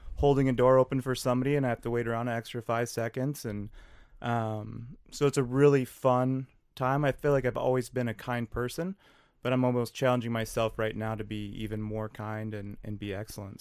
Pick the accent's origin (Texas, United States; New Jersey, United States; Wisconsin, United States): Wisconsin, United States; New Richmond; now in Minneapolis, United States; I grew up in Western Wisconsin